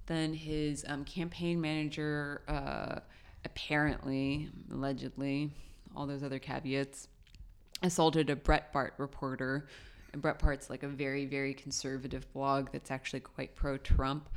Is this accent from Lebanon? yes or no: yes; Lebanon; Lebanon, which is my home country